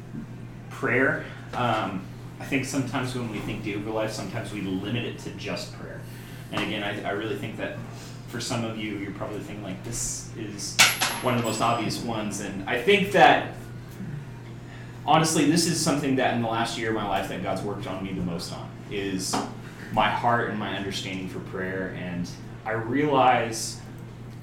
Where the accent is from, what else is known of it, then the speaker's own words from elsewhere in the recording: Oklahoma, United States; I come from Oklahoma